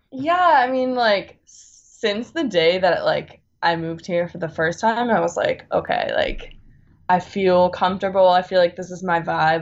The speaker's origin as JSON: {"language": "English", "area": "Bay Area", "region": "California", "country": "United States", "tie": "born or raised there", "also_born_or_lived": "Boston", "moved": "as an adult", "lives_now": "East Coast, United States", "said": "I'm originally from California. I grew up in the Bay Area um, by the redwoods and the beach, which I miss very much because I'm now I'm on the East Coast."}